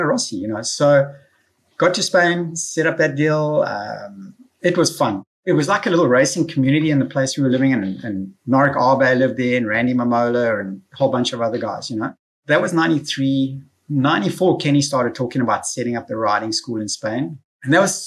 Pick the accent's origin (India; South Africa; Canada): South Africa; moved away as an adult; now in United States; As a South African competitor